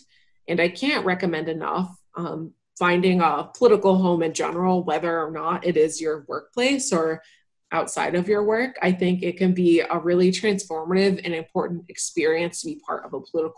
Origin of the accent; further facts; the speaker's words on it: Ohio, United States; now in California, United States; So I moved to California from Northwest Ohio 3 years ago now.